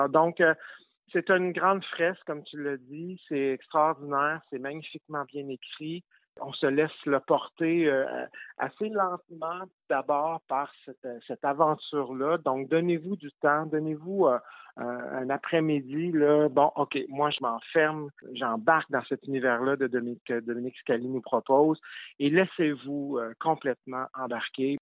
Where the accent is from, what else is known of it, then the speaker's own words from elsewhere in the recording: Gaspésie, Quebec, Canada; je suis gaspésien